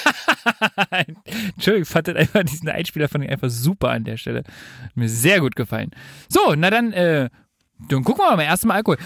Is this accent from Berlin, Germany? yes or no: yes; Berlin, Germany; ich als Urberliner